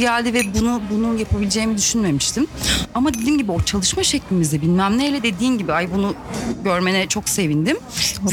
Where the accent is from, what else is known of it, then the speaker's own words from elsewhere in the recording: Elmalı, Antalya, Turkey; Elmalı'da, e, doğup büyüdüm ve orada okudum